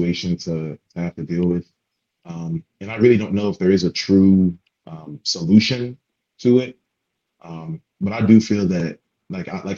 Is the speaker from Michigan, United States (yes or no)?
no; Atlanta, Georgia, United States; moved away as an adult; growing up in Atlanta